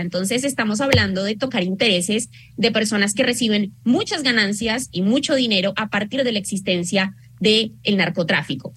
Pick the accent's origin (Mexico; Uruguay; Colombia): Colombia; now in Argentina; yo como colombiana